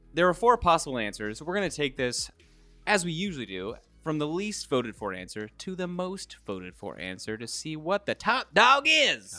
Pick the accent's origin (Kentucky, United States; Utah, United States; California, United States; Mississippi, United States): Kentucky, United States; moved away as an adult; once I moved away from Kentucky